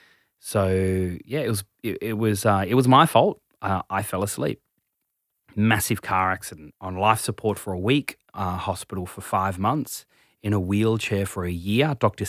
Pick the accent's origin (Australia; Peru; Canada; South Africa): Australia; Tasmania; Yeah, so I'm originally from Tassie, mum's Indian, father's Scottish, big family, family of 11, ridiculous.